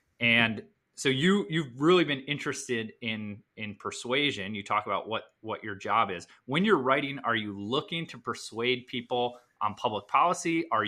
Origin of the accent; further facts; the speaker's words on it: Sandwich, Illinois, United States; moved away as an adult; now in Michigan, United States; I grew up in Sandwich, Illinois, which is a small town up near Aurora. And my parents were teachers and my dad also worked construction.